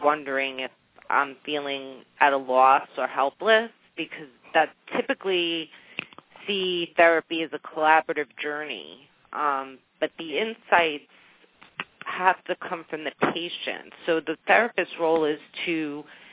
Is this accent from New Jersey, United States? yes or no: yes; New Jersey, United States; accent: Jersey; It's my Jersey accent